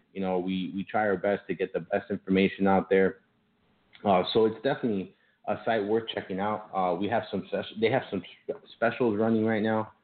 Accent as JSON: {"language": "English", "town": "Miami", "region": "Florida", "country": "United States", "tie": "born or raised there", "accent": "Miami", "said": "I was born and raised in Miami, but I have my parents are Cuban"}